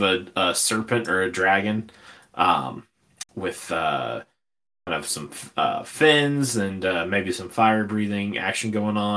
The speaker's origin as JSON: {"language": "English", "region": "Ohio", "country": "United States", "said": "we're all from Ohio."}